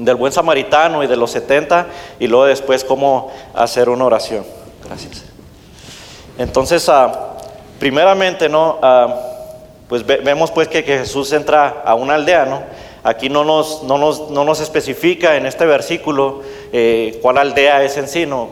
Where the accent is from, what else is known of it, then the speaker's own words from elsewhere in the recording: Mexico; now in United States; de donde yo soy originario, eh, de mi país México